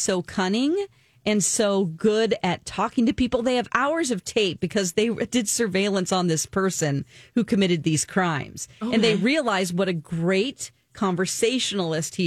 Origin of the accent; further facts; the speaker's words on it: Springfield, Missouri, United States; one of them is in my hometown